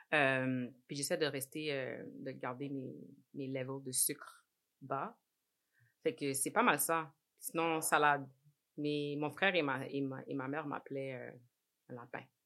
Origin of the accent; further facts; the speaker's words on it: Montreal, Quebec, Canada; moved away as an adult; also born or lived in Laval / Edmonton; now in Toronto, Canada; J'ai grandi à Saint-Michel jusqu'à l'âge de 18 ans